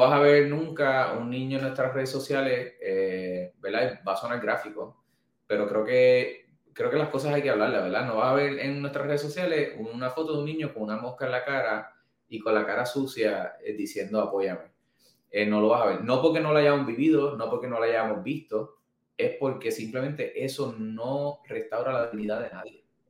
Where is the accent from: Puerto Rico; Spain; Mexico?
Puerto Rico; Manatí; volví para Manatí, que es, mi, es mi pueblo, es donde está nuestra oficina